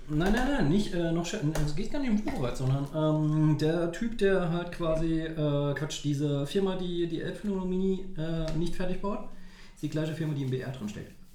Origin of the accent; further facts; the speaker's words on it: Saarbrücken, Saarland, Germany; moved away as an adult; now in Berlin, Germany; in Saarbrücken, wo ich herkomme